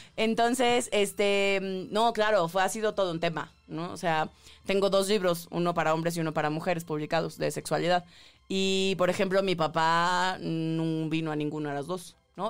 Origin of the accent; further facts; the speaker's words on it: Tabasco, Mexico; yo crecí en Tabasco